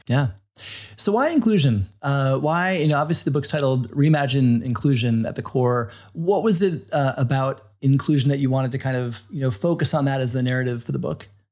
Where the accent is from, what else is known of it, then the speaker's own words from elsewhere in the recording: Florida, United States; I grew up in Florida